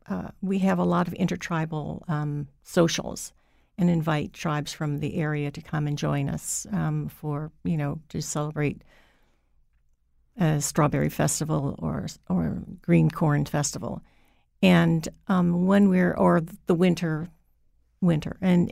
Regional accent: Hawaii, United States; Because I wasn't raised in Mohegan. I was raised in Hawaii. My mother was Mohegan. My father was Hawaiian.

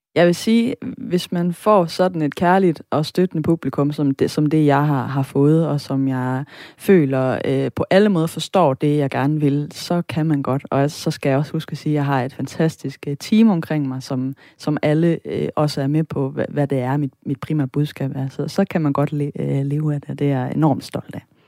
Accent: Sønderborg area, Southern Denmark, Denmark; det opland, jeg er vokset op i, som er oplandet til Sønderborg

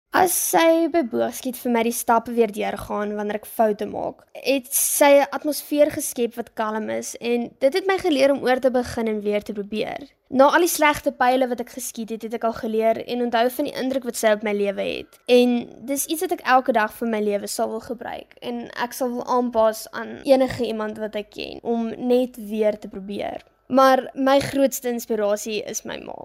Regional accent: Graaff-Reinet, Eastern Cape, South Africa; also born or lived in Port Elizabeth; Ek is oorspronklik van Port Elizabeth af, maar is al van 2010 af van Graafrenet

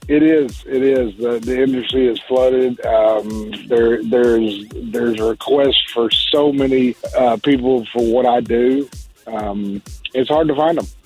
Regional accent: Texas, United States; accent: southern drawl; moved away as an adult; I am from Texas

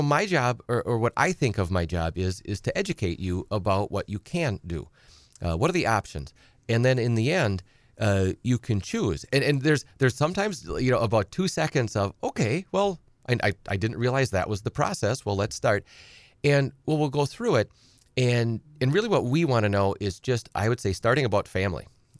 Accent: Edgar, United States; You know, I've said many times on the show, I grew up on a small farm. I'm from Edgar originally.

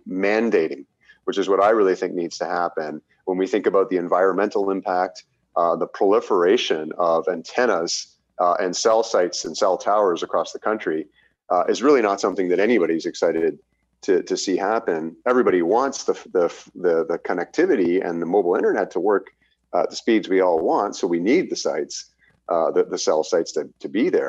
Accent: Canada; as a Canadian consumer

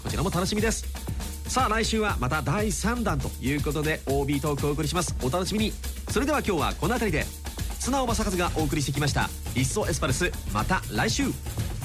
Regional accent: Takasaki, Gunma, Japan; 僕出身群馬なんで

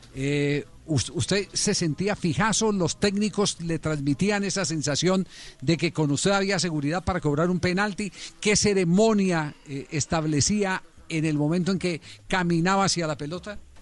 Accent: Cali, Valle del Cauca, Colombia; Acá en mi barrio donde me crié, yo en, en Andrés Anín

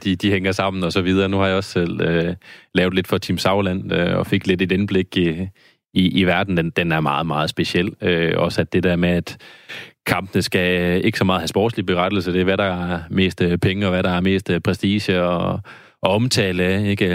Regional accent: Randers, Central Denmark Region, Denmark; nu er jeg fra Randers.

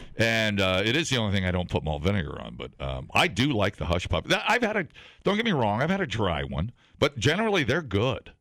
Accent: Ohio, United States; moved away; I grew up on it in Ohio

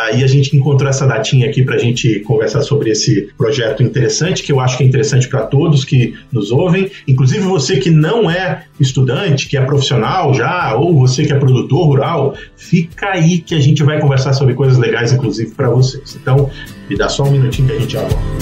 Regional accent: Pará, Brazil; Eu sou do Pará

